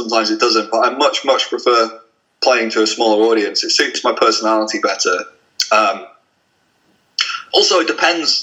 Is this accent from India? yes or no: no; Blackpool, North West England, United Kingdom; I'm from Blackpool